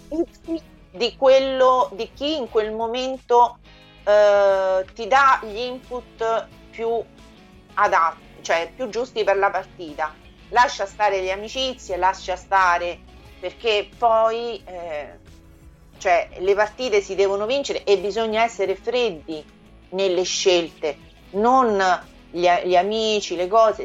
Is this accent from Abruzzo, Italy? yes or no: no; Frascati, Lazio, Italy; also born or lived in Sardinia; io non sono nemmeno di Roma che sono di Frascati